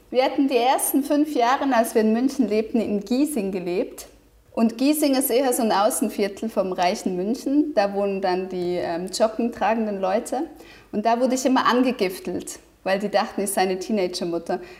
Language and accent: German; Switzerland; now in Munich, Germany; Ja, ich bin Schweizerin.